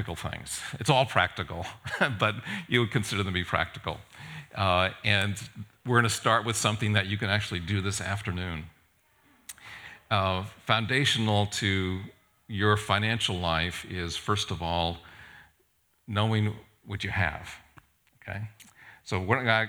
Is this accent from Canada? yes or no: no; Japan; now in United States; I was born and raised in Japan, and I get to go back to Japan every once in a while.